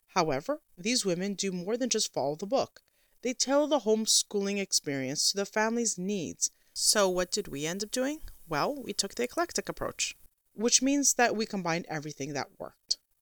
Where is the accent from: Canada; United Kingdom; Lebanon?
Canada